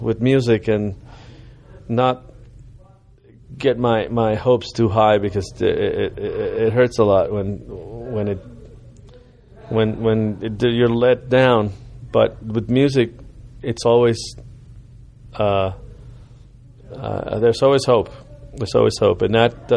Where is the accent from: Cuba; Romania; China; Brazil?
Cuba; now in United States; growing up in Cuba and growing up in America